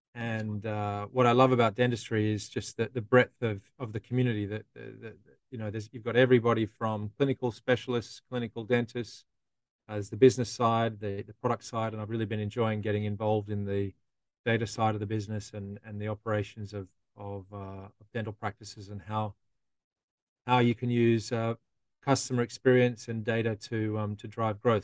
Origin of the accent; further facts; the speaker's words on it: Australia; now in London, United Kingdom; I'm a dentist from Australia